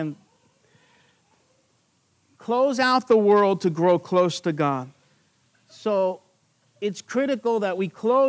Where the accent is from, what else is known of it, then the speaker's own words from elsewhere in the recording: Long Island, New York, United States; I'm from Long Island, New York.